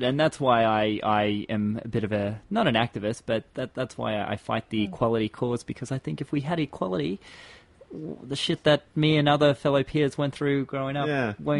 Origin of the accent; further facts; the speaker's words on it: Townsville, Queensland, Australia; I grew up in Townsville.